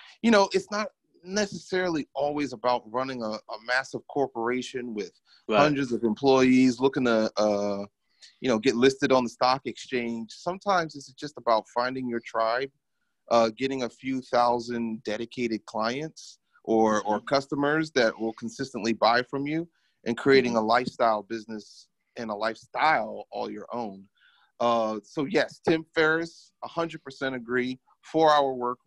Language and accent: English; Philadelphia, Pennsylvania, United States; I'm from Philadelphia, which is a pretty big city on the East Coast